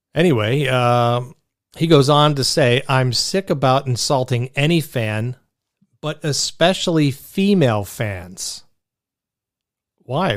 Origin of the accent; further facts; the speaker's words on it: Pittsburgh, Pennsylvania, United States; accent: Pittsburgh; I'm a Pittsburgh guy. And I could throw out my Pittsburgh accent